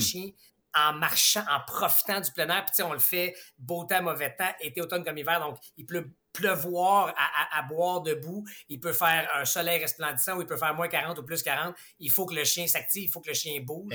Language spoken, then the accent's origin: French; Quebec, Canada; on est tellement chanceux d'avoir quatre saisons ici chez nous au Québec